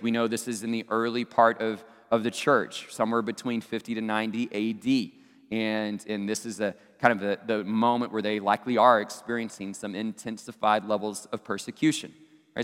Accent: Abilene, Texas, United States; my hometown Abilene Christian University

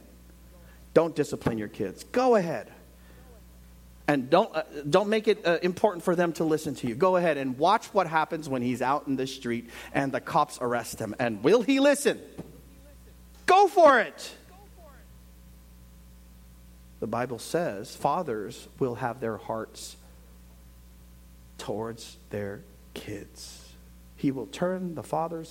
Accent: United States; I'm from America

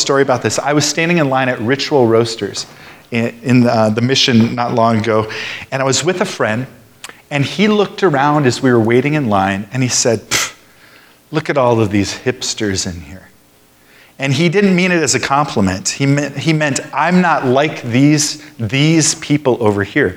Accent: Alabama, United States; moved away as an adult; now in San Francisco, United States; I graduated from high school in Alabama

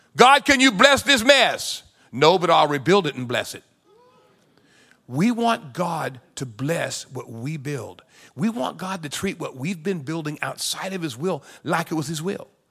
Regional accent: San Diego, California, United States; I grew up in California, in San Diego

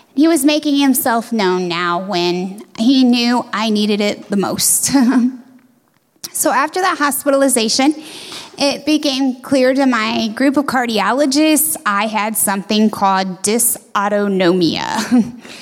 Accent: Shiloh, Ohio, United States; My hometown is Shiloh, it's about an hour and a half north of Columbus

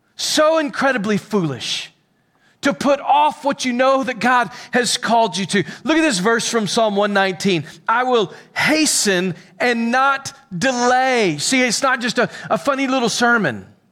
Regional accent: Pickles Gap, Arkansas, United States; also born or lived in Little Rock, Arkansas; I'm from Pickles Gap, Arkansas

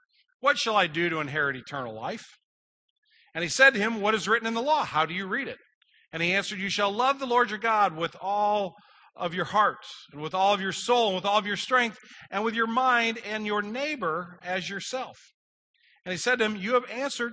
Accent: United States; I'm an American citizen

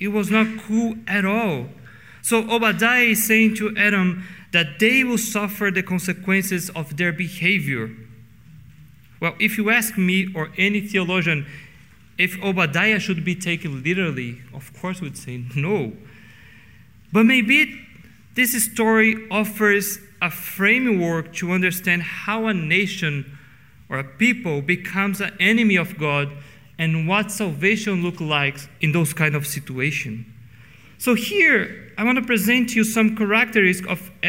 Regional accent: Brazil; English is a second language; now in Canada; In Brazil, I have to be aware that I enjoy a position of privilege

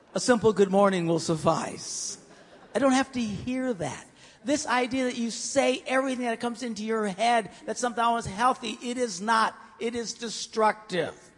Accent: Green Bay, Wisconsin, United States; I'm from Green Bay

